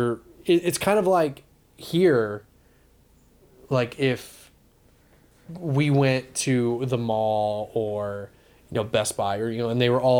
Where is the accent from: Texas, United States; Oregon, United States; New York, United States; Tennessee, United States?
Texas, United States; the both of us growing up in Texas